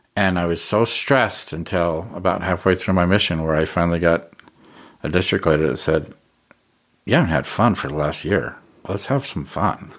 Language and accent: English; Ogden, Utah, United States; I grew up in Ogden